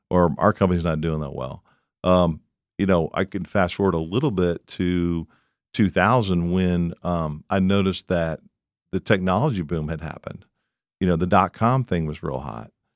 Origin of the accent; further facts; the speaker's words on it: Columbus, Ohio, United States; moved away as an adult; also born or lived in Houston, Texas; now in Dallas, United States; I grew up in Columbus, Ohio